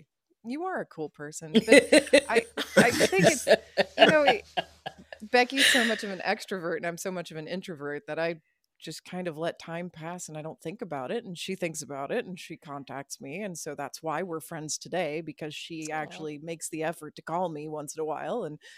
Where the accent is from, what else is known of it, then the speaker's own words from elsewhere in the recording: Midwest, United States; also born or lived in Tulsa, Oklahoma; I'm from the Midwest.